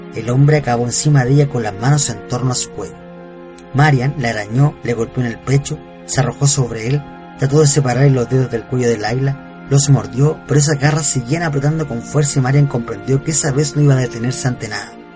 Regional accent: Chile; de Chile

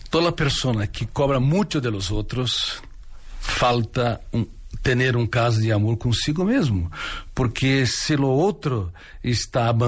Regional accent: Ribeirão Preto, São Paulo, Brazil; Ribeirão Preto, interior de Sao Paulo.

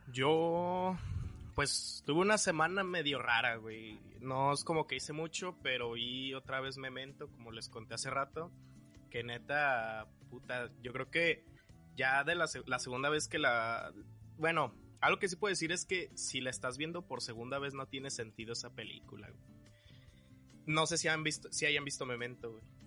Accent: Jalisco, Mexico; moved away; soy de Jalisco

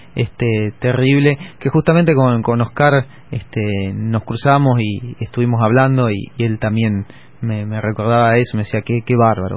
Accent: Argentina; yo vengo de Argentina

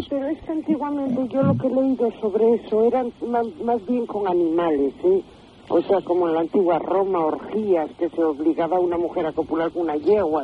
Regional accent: Oviedo, Asturias, Spain; yo soy de Oviedo

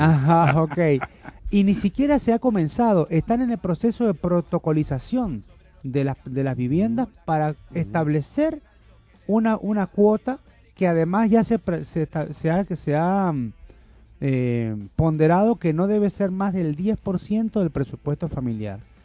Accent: Uruguay; now in Venezuela; en Uruguay, en mi país natal.

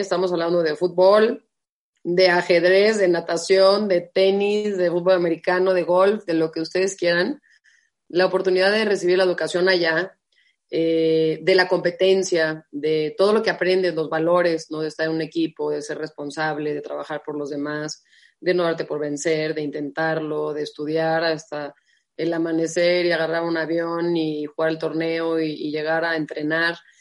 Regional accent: Guadalajara, Jalisco, Mexico; moved away as an adult; also born or lived in Tucson, Arizona; now in Mexico City, Mexico; nací en Guadalajara, ¿no? Tengo dos hermanos grandes, Javier y Alejandro, y una hermana chica, Daniela. Eh, crecí en una familia común y corriente

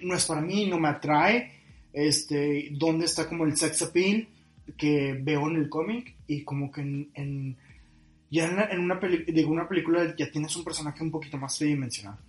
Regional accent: Monterrey, Nuevo León, Mexico; nuestra personalidad como regios

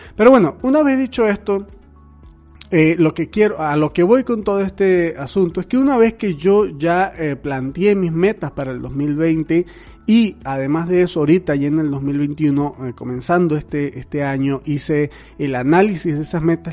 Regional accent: Venezuela; now in Mexico; yo soy un venezolano viviendo en México

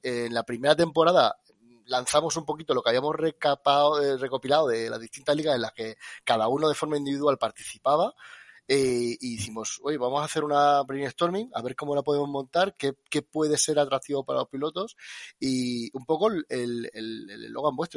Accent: Extremadura, Spain; yo soy extremeño

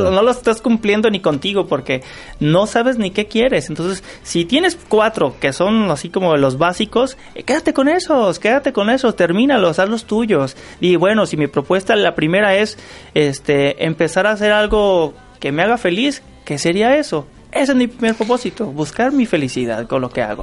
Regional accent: Mexico; como buen mexicano

